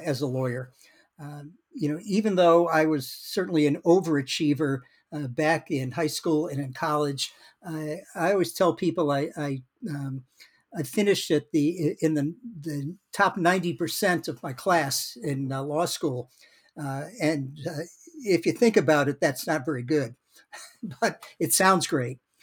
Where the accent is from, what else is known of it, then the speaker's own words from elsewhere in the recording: Worcester, Massachusetts, United States; now in Madison, United States; I was born in Worcester, Massachusetts, uh, right, uh, about forty miles, uh, west of Boston